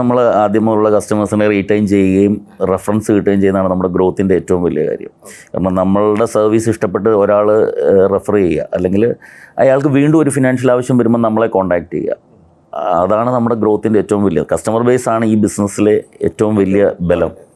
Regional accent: Kottayam, Kerala, India; ഞാൻ കോട്ടയത്ത് ജനിച്ചു വളർന്ന ആളാണ്

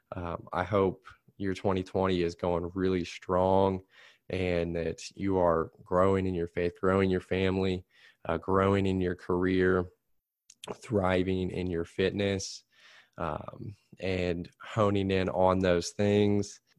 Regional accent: Plainfield, United States; I'm working in Plain Field now

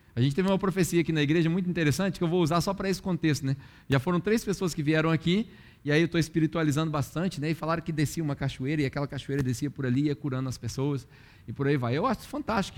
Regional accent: Brazil; moved away as an adult; eu saí do Brasil em 2007

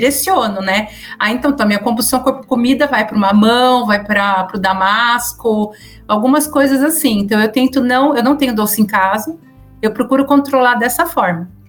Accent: São Paulo, Brazil; eu sou de São Paulo, mas como eu falo outros idiomas, minha, a minha pronúncia acaba sendo bem misturada, tá?

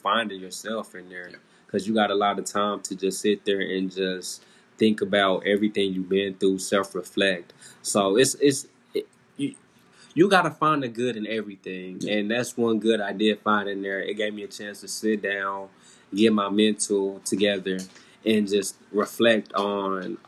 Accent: Kansas City, Kansas, United States; I'm from Kansas City, Kansas.

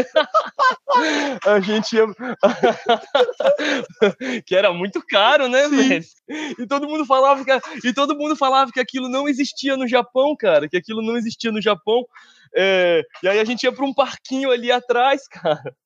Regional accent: Brasília, Federal District, Brazil; Sou brasiliense

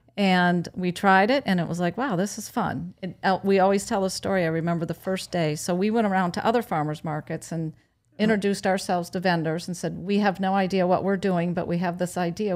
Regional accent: Wisconsin, United States; moved away as an adult; now in Sanibel, United States; I'm from Wisconsin

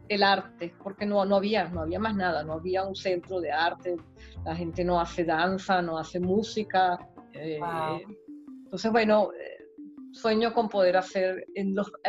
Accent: Venezuela; moved away; que nosotros salimos de Venezuela, bueno, yo salí en una época en que no estaban las cosas tan malas, salí por otras razones, ¿verdad? Pero soy inmigrante también y creo que nosotros estamos aprendiendo muchísimo, los venezolanos estamos educándonos

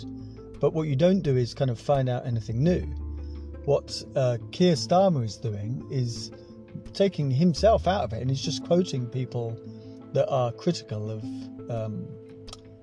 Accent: Scotland, United Kingdom; moved away; also born or lived in England; I am Scottish

